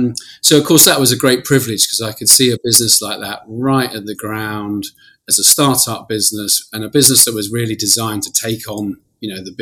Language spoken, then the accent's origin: English; London, United Kingdom; also born or lived in Israel; I grew up in Putney in London